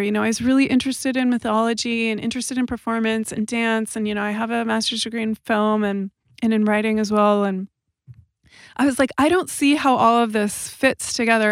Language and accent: English; Southern California, United States; moved away as an adult; also born or lived in Amsterdam / London; now in Los Angeles, United States; I grew up in Southern California, and I'm seventh generation Californian.